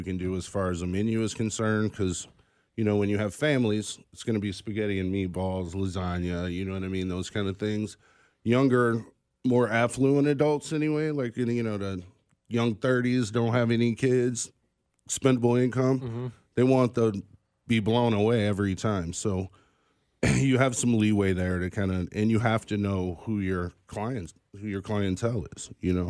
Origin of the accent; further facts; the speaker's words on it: St. Louis, Missouri, United States; now in Kansas City, United States; I am actually from St. Louis. So I grew up in St. Louis